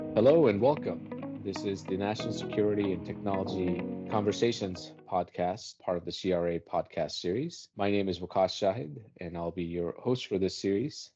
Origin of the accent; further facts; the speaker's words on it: Washington, District of Columbia, United States; now in New York, United States; I grew up around D C